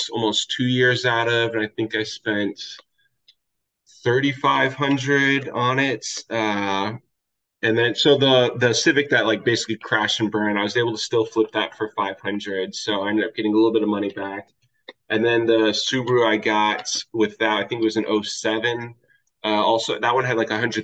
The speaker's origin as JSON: {"language": "English", "region": "Kansas", "country": "United States", "also_born_or_lived": "Southern California / Japan", "moved": "as an adult", "said": "I specifically went back to the state of Kansas, which is where I'm from, for med school for in-state tuition"}